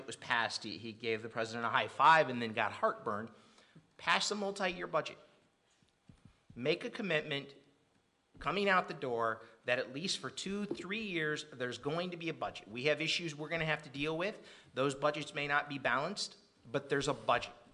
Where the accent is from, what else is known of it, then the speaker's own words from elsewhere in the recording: Rochelle, Illinois, United States; I come from Rochelle